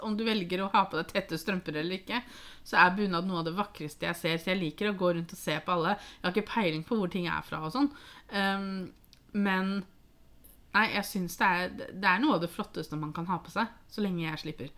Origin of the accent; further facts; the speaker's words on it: Norway; vi som nordmenn